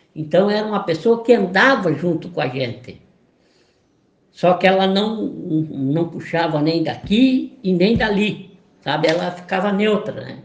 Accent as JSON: {"language": "Portuguese", "town": "Caçador", "region": "Santa Catarina", "country": "Brazil", "moved": "as an adult", "lives_now": "Florianópolis, Brazil", "said": "eu sou de Santa Catarina mesmo. Eu sou do município, de, eu sou de Caçador."}